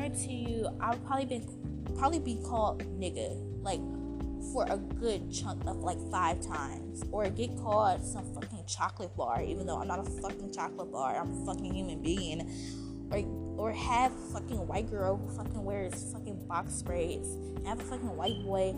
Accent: United States; I obviously have to say America, I'm American

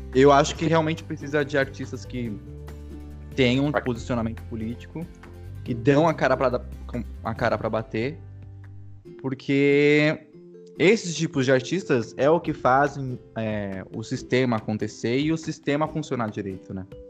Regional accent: Vinhedo, São Paulo, Brazil; Eu sou de Vinhedo, São Paulo

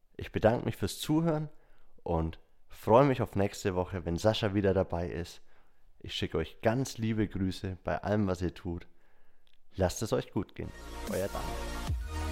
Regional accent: Bavaria, Germany; bei uns in Bayern

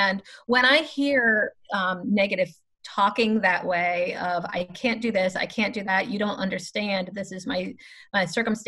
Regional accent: Florida, United States; Hopefully your listeners will not hold the fact that I am from Florida against me. I hope to be a good representation of the great state of Florida.

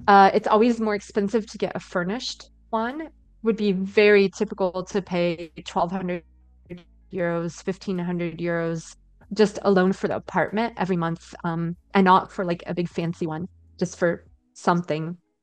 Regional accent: Indiana/Ohio area, Midwest, United States; moved away as an adult; also born or lived in Istanbul, Turkey; now in Berlin, Germany; I'm from Indiana, Ohio uh, area in the U.S.

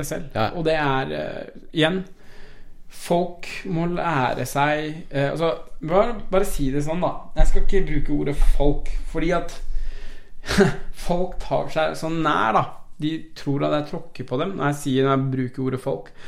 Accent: Oslo, Norway; first language Persian; Norwegian is a second language; also born or lived in Iran / Tromsø; Vi flytta jo tilbake til Oslo, da. Eh, eller vi får ta tilbake til Oslo. Så jeg, vi flytta fra Tromsø til Oslo. Ja. Etter å ha bodd der i eh, seks-syv år eller noe.

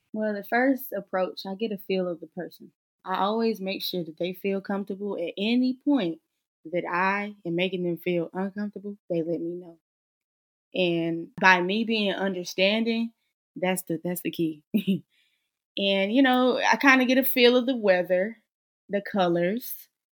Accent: Charlotte, North Carolina, United States; now in Greensboro, United States; born and raised in Charlotte, North Carolina, currently reside in Greensboro, North Carolina.

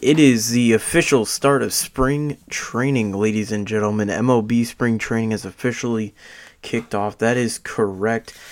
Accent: Tampa, Florida, United States; I'm from Florida. I'm from Tampa

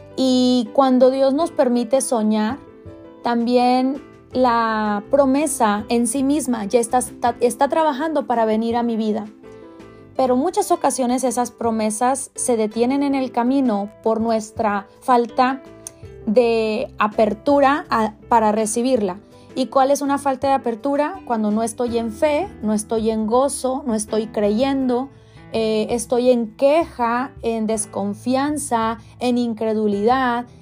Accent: Mexico; moved away; Yo soy de México, soy mexicana y en México tenemos

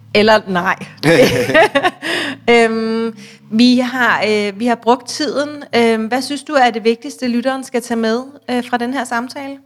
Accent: Denmark; hvis vi som danskere handler svenske aktier

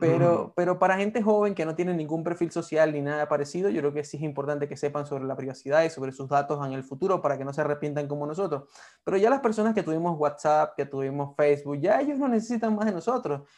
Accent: Venezuela; moved away; siendo venezolanos.

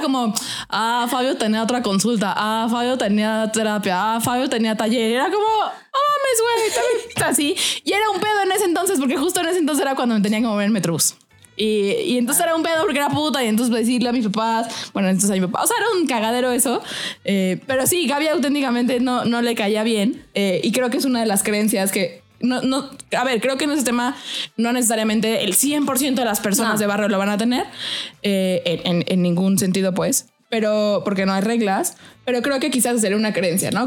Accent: Mexico; accent: fresa; soy fresa porque mi acento lo denota

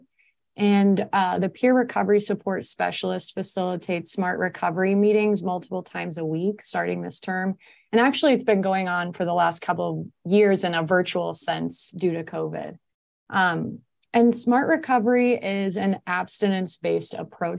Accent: Indiana, United States; moved away as an adult; now in Portland, United States; I'm from Indiana

